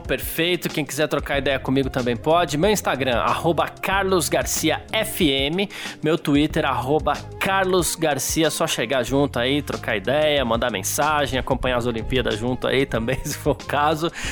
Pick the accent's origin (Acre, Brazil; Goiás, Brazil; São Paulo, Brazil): São Paulo, Brazil; eu sou do Bexiga, eu tenho uma parte italiana da família